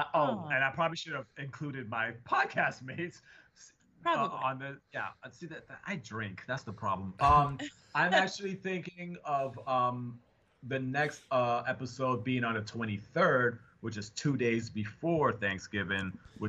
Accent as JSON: {"language": "English", "region": "New York", "country": "United States", "also_born_or_lived": "Seattle", "moved": "yes", "said": "I'm from New York. I pronounce it how I see it."}